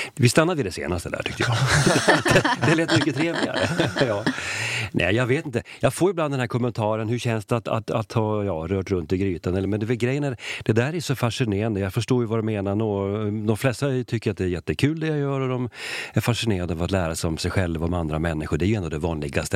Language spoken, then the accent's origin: Swedish; Sweden; jag är ju svensk